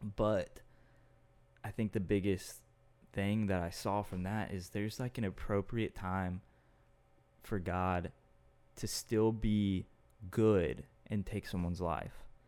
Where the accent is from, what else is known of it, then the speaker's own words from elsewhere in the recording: Austin, Texas, United States; Austin, which is my hometown.